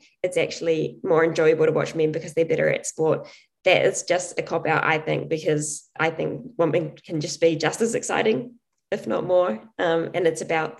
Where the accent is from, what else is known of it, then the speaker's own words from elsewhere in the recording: New Zealand; growing up in New Zealand as a female athlete in a sport like athletics, which has very little support